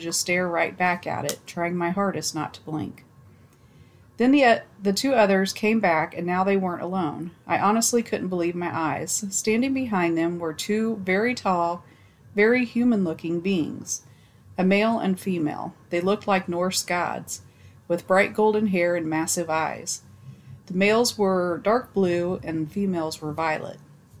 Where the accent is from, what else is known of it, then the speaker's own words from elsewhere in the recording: Indiana, United States; I'm from Indiana, and a couple years back, my mother was driving my sister and I to school.